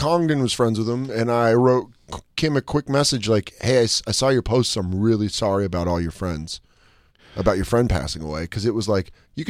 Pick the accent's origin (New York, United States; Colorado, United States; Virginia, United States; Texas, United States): Colorado, United States; moved away; when I grew up in Colorado, I grew up with altitude, so I can go back to Colorado and I don't get altitude sickness.